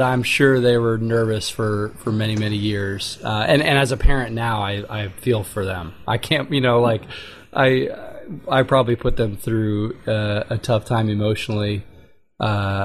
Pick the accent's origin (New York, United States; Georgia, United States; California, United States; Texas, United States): Texas, United States; outside of Houston; now in Austin, United States; growing up outside of Houston